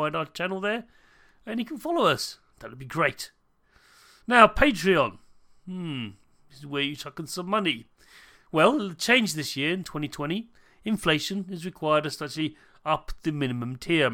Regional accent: United Kingdom; accent: British; I'm a British person. You might have noticed my accent

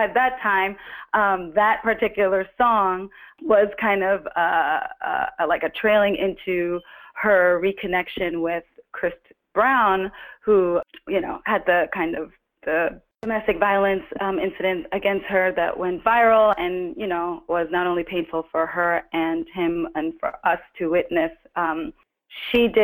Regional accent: Trinidad & Tobago; moved away; also born or lived in New Jersey, United States; I was born in Trinidad and grew up partly in Trinidad and grew up partly in New Jersey

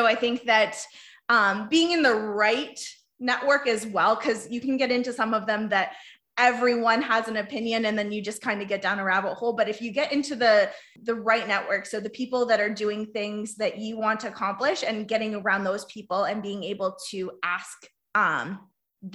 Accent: Dutton, Ontario, Canada; I'm from a small town of Dutton, Ontario

